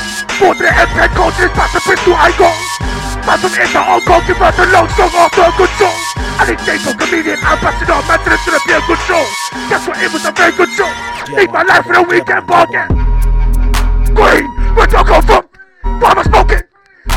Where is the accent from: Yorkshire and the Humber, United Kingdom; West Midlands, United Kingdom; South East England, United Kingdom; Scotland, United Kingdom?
West Midlands, United Kingdom; Birmingham; I come from Brum